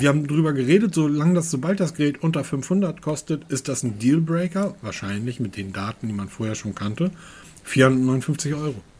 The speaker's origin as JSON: {"language": "German", "country": "Germany", "said": "ich bin Deutscher"}